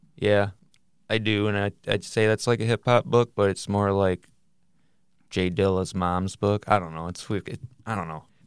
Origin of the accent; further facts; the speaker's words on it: Michigan, United States; we're from Michigan